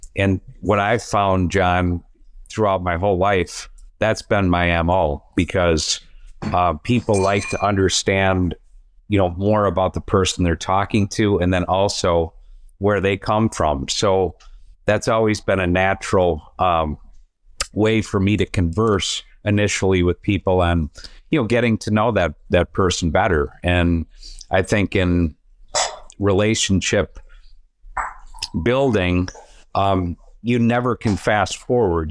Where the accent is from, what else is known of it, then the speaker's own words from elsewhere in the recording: Downers Grove, Illinois, United States; I grew up in Downers Grove, Illinois